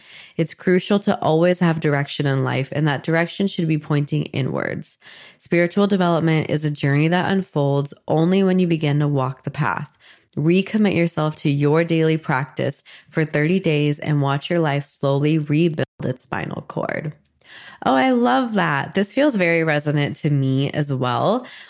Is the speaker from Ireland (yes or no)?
no; India; the concepts I've grown up with in Hinduism and Ayurveda and yoga. That was all part of my upbringing as an Indian woman.